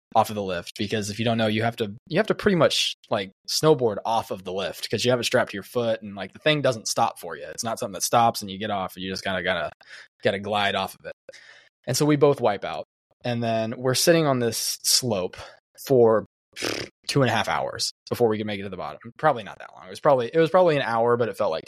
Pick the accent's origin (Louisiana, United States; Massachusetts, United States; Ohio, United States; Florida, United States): Florida, United States; we're from Florida